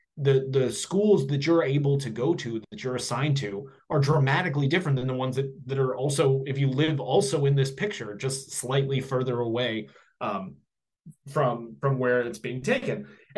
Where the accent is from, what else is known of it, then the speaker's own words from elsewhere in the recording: Kansas City, Missouri, United States; moved away; also born or lived in St. Louis; We are two sons of Missouri, wayward sons, perhaps. I'm originally from Kansas City, went to college in St. Louis. My family was from St. Louis, so from the U City and the Clayton area around there.